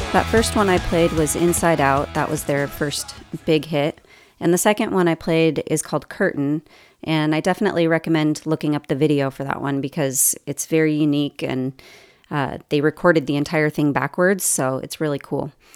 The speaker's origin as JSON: {"language": "English", "town": "Los Angeles", "region": "California", "country": "United States", "also_born_or_lived": "Irvine, California / Saint Louis, Missouri / Sacramento, California / Oahu, Hawaii", "moved": "as an adult", "lives_now": "Bloomington, United States", "said": "I'm originally from the Los Angeles area"}